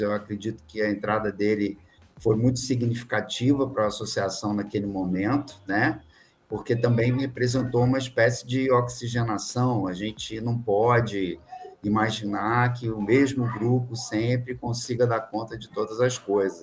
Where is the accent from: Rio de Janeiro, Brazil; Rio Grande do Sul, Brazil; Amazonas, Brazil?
Rio de Janeiro, Brazil; moved away as an adult; also born or lived in São Paulo / Espírito Santo; now in Minas Gerais, Brazil; eu sou carioca que está aqui em Minas Gerais